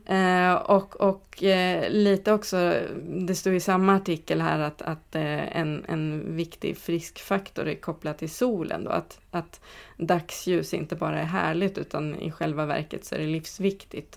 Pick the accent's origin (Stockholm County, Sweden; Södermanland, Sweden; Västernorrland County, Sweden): Södermanland, Sweden; Katrineholm; moved away; inte där jag är född men där jag är uppväxt, eh, Katrineholm